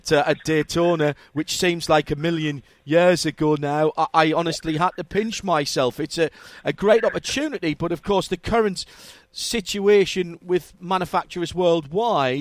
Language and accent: English; England, United Kingdom; as us English would say